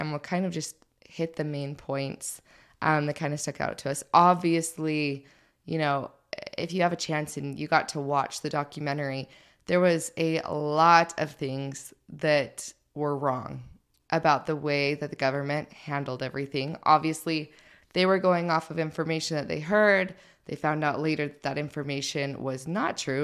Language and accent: English; St. George, Utah, United States; I grew up in Saint George